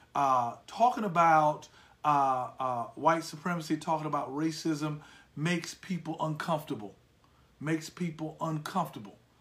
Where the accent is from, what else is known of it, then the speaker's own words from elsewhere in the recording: United States; I am an American uh, to my core.